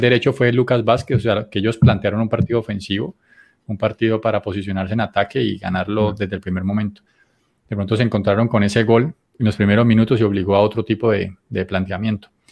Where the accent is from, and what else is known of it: Colombia